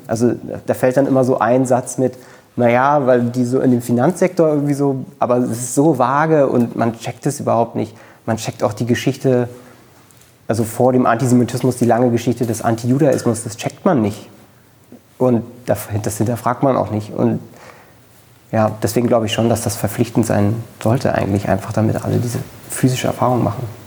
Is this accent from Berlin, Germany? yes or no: yes; Berlin, Germany; Ich bin in Köpenick zur Schule gegangen. Ähm, ich bin auch äh, in Köpenick geboren